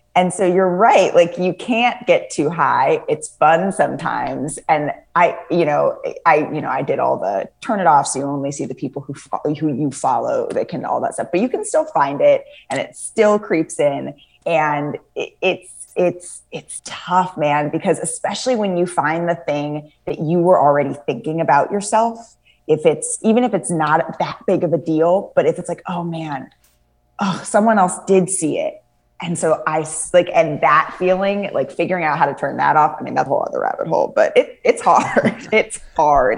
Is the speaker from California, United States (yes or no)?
yes; California, United States; moved away as an adult; also born or lived in New York City; I am from California